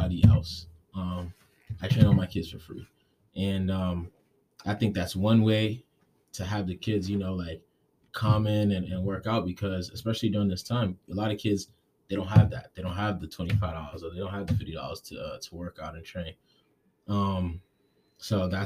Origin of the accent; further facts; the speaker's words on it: Gaithersburg, Maryland, United States; moved away as an adult; now in Providence, United States; I'm originally from Gaithersburg, Maryland. It's a small city outside of D.C. I moved up to Providence about 6 years ago